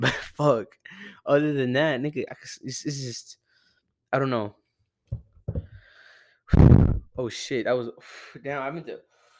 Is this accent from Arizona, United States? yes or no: yes; Arizona, United States; I'm from Arizona.